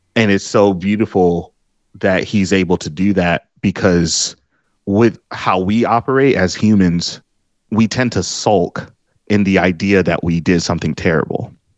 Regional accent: Detroit, Michigan, United States; my old street where I was born here in Detroit

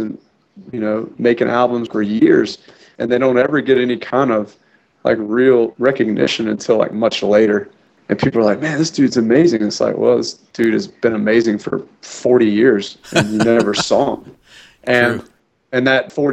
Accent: New Orleans, Louisiana, United States; born or raised there; moved away

